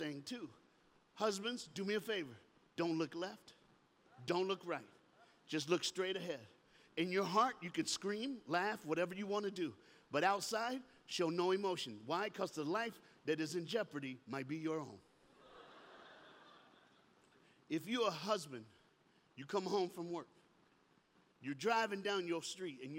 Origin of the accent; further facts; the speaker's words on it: Miami, Florida, United States; I'm from Miami, Florida. I'm from the South.